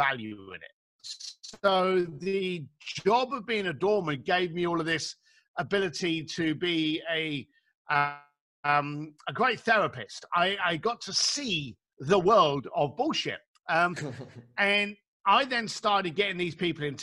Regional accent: London, United Kingdom; I grew up in East London

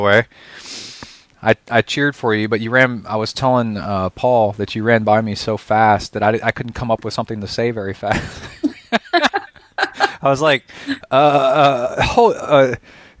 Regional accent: The Woodlands, Texas, United States; I grew up in the Woodlands

